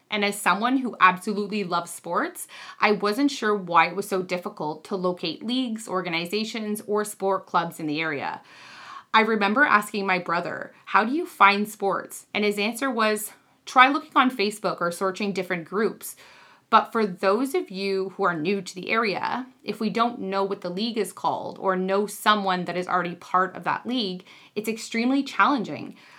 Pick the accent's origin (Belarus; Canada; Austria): Canada; Beachburg, Ontario; also born or lived in Toronto; I'm originally from the Ottawa Valley. I grew up in Beechburg